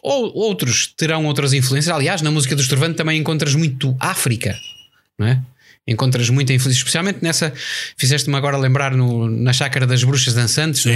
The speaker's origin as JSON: {"language": "Portuguese", "country": "Portugal", "said": "somos portugueses."}